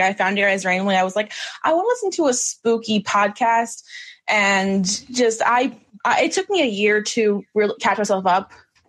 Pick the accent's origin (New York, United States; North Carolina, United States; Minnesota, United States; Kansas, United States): New York, United States; I'm from New York, by the way.